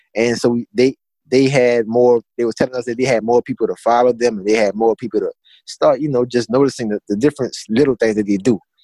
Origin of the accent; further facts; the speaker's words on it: Assumption Parish, Louisiana, United States; where I'm from, I'm from Assumption Parish, Louisiana